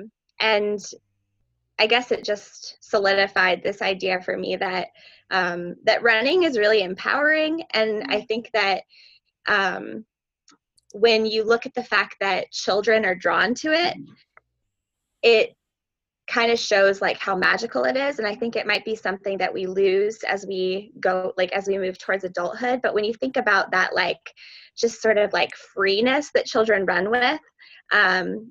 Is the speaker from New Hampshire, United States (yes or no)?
yes; New Hampshire, United States; I'm from New Hampshire